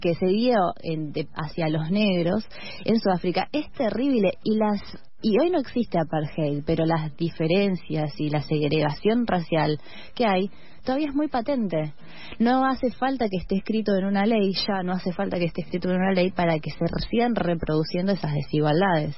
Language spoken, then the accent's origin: Spanish; Argentina; como argentines, como latinoamericanos